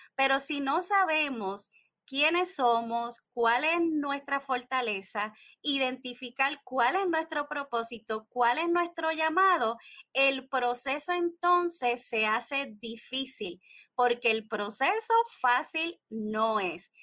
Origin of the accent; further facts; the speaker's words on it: Puerto Rico; soy desde de Puerto Rico, la isla del encanto